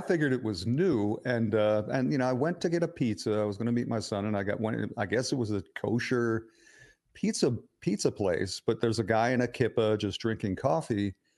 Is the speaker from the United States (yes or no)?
yes; Philadelphia, Pennsylvania, United States; I grew up in a working class neighborhood in suburban Philadelphia where the only two races were Irish and Italian